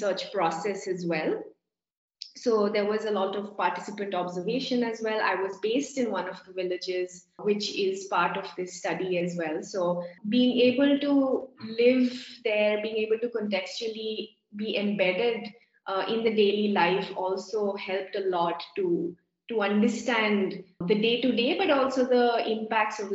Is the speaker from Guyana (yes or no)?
no; India; being Indian